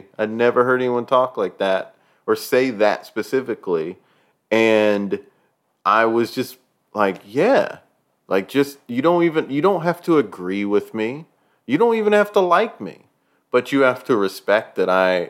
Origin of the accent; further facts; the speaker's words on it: New York, United States; Because we're from New York.